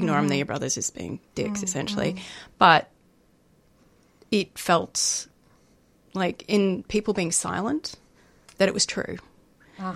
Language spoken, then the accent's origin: English; Melbourne, Victoria, Australia; I grew up in Melbourne